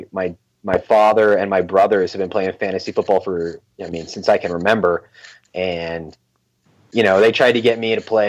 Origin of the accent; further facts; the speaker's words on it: California, United States; now in Phoenix, United States; I'm from California originally